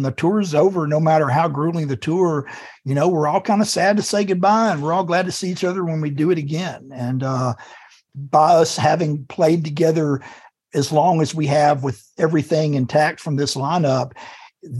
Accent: the South, United States; moved away as an adult; also born or lived in Muscle Shoals, Alabama / Athens, Georgia; now in Portland, United States; I spent 51 years living in the South

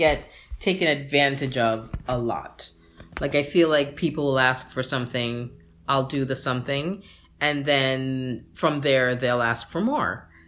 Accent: Jamaica; moved away; I'm Jamaican

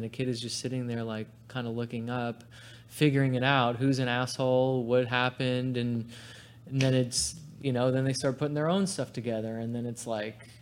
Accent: New York, United States; moved away; my hometown's New York and my whole family's from there.

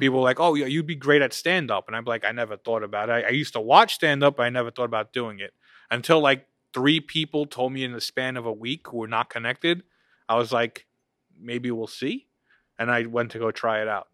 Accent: United States; we grew up here, live here

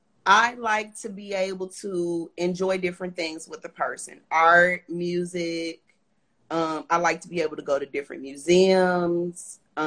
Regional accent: Houston, Texas, United States; I'm from Houston, Texas. Most city where the girls are pretty.

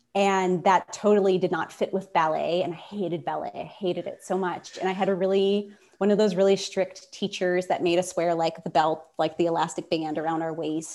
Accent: Pittsburgh, Pennsylvania, United States; moved away as an adult; I had spent most of my time in Pittsburgh growing up. I was going to college in my hometown

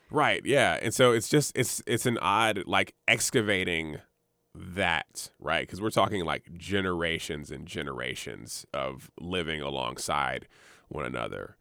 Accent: Montgomery, Alabama, United States; also born or lived in Jacksonville, Florida; now in Richmond, United States; I'm from Alabama, Montgomery, Alabama specifically

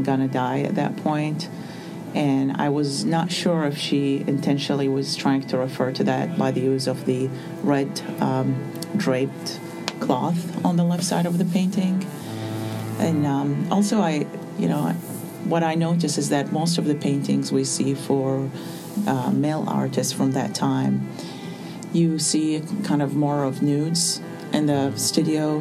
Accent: Baghdad, Baghdad Governorate, Iraq; moved away as an adult; now in United States; I was born in Baghdad in 1976, and I grew up among a generation of what's called war artists, because since I was born until the moment I left Iraq in 2006

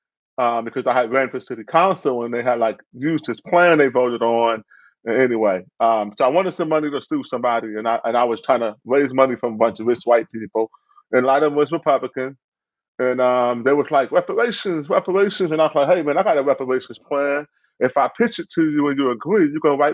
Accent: Cleveland, Ohio, United States; also born or lived in South Euclid, Ohio; I grew up in Cleveland, Ohio

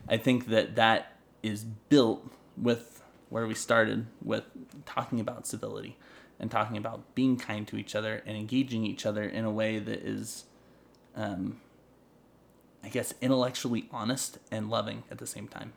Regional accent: North Idaho, United States; I'm from North Idaho

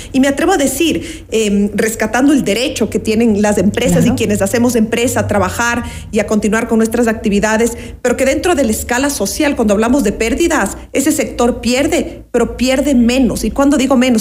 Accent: Ecuador; como ecuatorianos y ecuatorianas

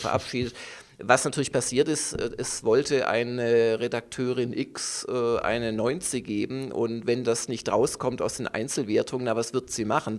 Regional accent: Stuttgart, Baden-Württemberg, Germany; moved away as an adult; also born or lived in Munich; Obwohl ich aus Süddeutschland komme, also ich komme aus dem Schwäbischen, aus Stuttgart

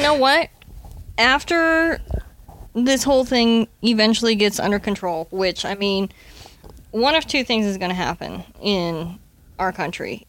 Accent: the Midwest, Nebraska, United States; I grew up in the Midwest, where we experienced actual real winters

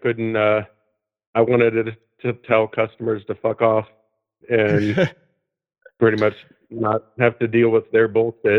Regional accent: Ohio, United States; moved away as an adult; also born or lived in Columbus, Ohio; now in Portland, United States; I'm from Ohio. I graduated from Ohio State. I lived in Columbus for 5 years. I lived in the Victorian Village, not far from Goodell Park

